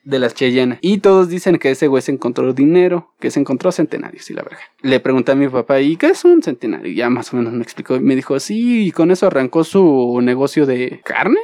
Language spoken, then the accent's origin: Spanish; Mexico